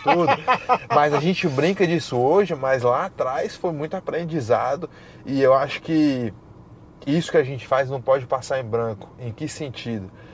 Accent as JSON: {"language": "Portuguese", "town": "Brasília", "region": "Federal District", "country": "Brazil", "moved": "yes", "lives_now": "Florida, United States", "said": "eu venho de Brasília"}